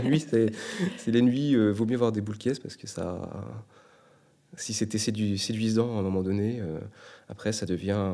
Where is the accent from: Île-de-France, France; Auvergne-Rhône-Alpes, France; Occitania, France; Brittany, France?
Brittany, France; moved away as an adult; now in Quebec, Canada; je viens du bord de la mer, je suis breton, euh, je suis né en France